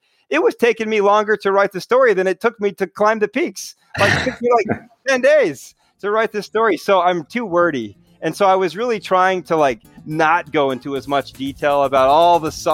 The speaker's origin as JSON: {"language": "English", "region": "Utah", "country": "United States", "said": "I'm from Utah"}